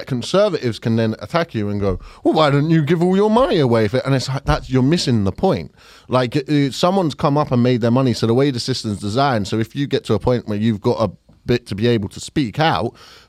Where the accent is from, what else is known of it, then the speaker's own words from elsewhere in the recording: Fulton Heath, London, United Kingdom; I grew up in Fulton Heath, but I wouldn't say that I'm working class.